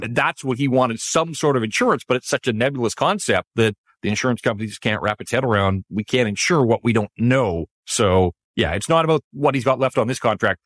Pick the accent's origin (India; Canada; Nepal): Canada; Vancouver, British Columbia; I grew up in Vancouver